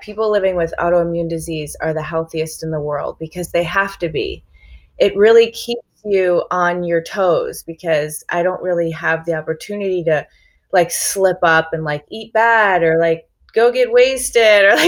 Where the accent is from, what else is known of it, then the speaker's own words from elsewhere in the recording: Chicago, Illinois, United States; now in California, United States; I grew up in Chicago, just in like a standard American Midwestern kind of environment